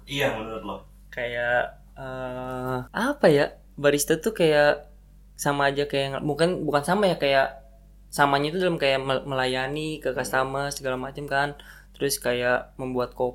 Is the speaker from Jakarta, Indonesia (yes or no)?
yes; Jakarta, Indonesia; born there; Gue lahir di Jakarta dan gue sekarang sebagai barista di salah satu kopi Bogor.